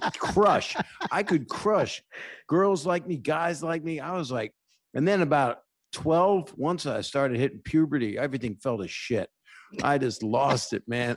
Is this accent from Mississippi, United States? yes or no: no; Norfolk, Virginia, United States; I grew up in Norfolk, Virginia